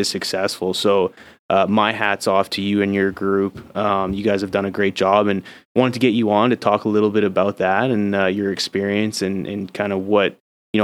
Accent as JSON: {"language": "English", "country": "Canada", "moved": "yes", "lives_now": "United States", "said": "I know I'm Canadian, but I'm soon to be American"}